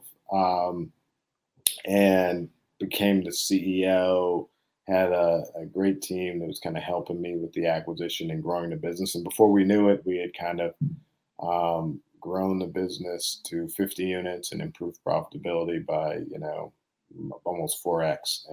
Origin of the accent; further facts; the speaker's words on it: Boston, Massachusetts, United States; also born or lived in Princeton; I was born and raised here in Boston, inner city Boston, primarily with me and my mom.